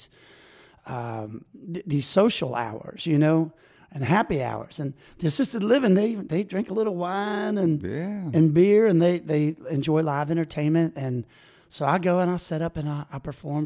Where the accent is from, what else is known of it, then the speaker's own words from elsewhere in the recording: Baton Rouge, Louisiana, United States; moved away as an adult; now in Ocean Springs, United States; I'm from Baton Rouge, Louisiana, originally